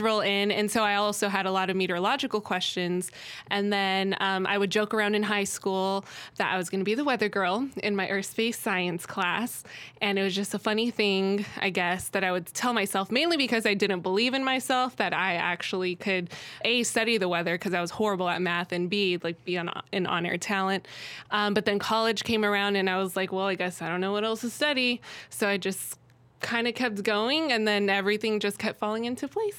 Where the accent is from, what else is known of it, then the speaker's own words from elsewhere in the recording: Arizona, United States; I grew up in Arizona